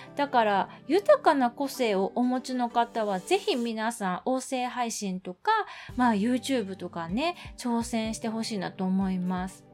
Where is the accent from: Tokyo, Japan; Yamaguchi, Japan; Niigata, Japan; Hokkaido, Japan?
Tokyo, Japan; 私東京生まれ東 京住みなので